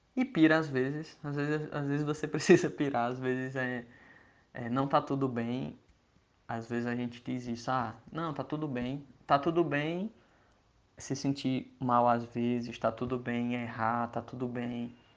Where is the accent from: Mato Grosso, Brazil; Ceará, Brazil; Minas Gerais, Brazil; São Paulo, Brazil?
Ceará, Brazil; Iguatu; moved away as an adult; now in Campina Grande, Brazil; eu sou cearense, eu tenho 20, 28 anos, eu nasci lá no interior do Ceará, numa cidade chamada Iguatu, e aí eu vim para Campina Grande, na Paraíba, onde eu moro hoje, estudar engenharia civil